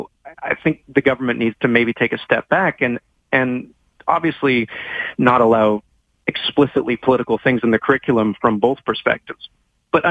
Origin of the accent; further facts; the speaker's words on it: Vancouver, British Columbia, Canada; moved away; also born or lived in Toronto; I'm from Vancouver. I've lived in Toronto.